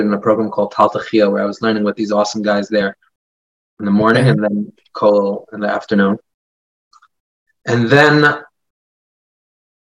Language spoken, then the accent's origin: English; New York City, New York, United States; I grew up in Brooklyn. I grew up in Flatbush